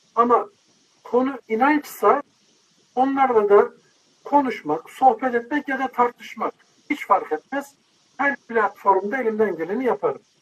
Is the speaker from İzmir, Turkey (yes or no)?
no; Bursa, Turkey; now in Istanbul, Turkey; İstanbul'da yaşıyorum. Bursa'da yetiştim, büyüdüm.